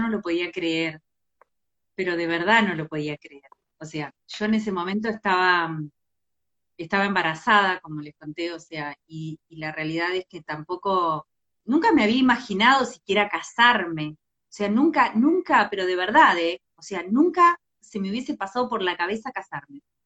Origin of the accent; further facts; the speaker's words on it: a small town in Entre Ríos, Argentina; moved away; me crié en un pueblo en Entre Ríos